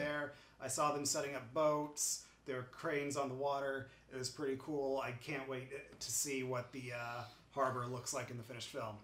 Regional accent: Westfield, New York, United States; moved away; my hometown of Westfield, New York

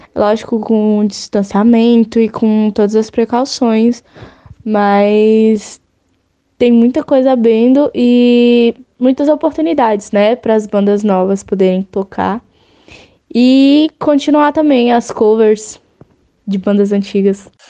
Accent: Brasília, Federal District, Brazil; eu sou de Brasília

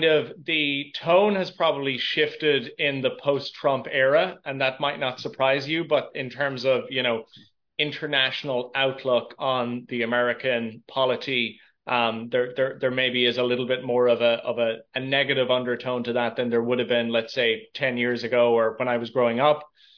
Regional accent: Midwest, Ireland; I probably have, where I'm from in Ireland, I'm from the Midwest of Ireland. It probably is a more neutral accent than Dublin or Cork or Belfast.

